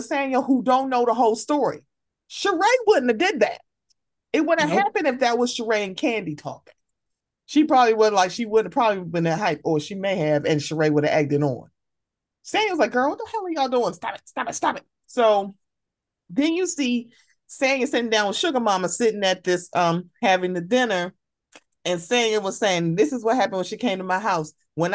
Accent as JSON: {"language": "English", "town": "Baltimore", "region": "Maryland", "country": "United States", "said": "I'm from Baltimore, so I know parts of Baltimore."}